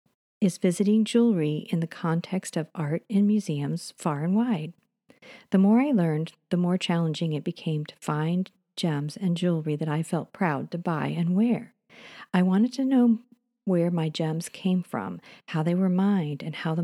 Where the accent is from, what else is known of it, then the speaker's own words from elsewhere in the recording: New York, United States; As a young child growing up in New York, I would take long hikes with my father to collect quartz and other minerals.